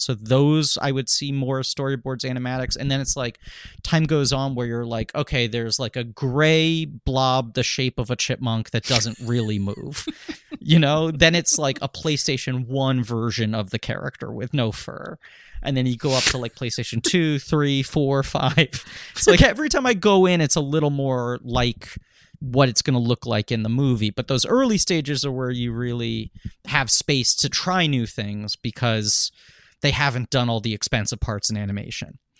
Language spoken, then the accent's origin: English; New York City, New York, United States; I'm from New York City